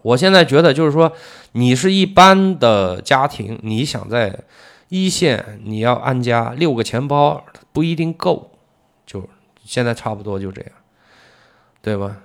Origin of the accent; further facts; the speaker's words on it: China; 我们中国人